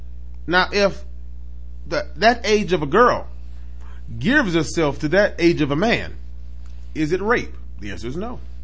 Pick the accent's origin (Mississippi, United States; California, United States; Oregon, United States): Mississippi, United States; You from down south? I'm from Mississippi. He from Alabama.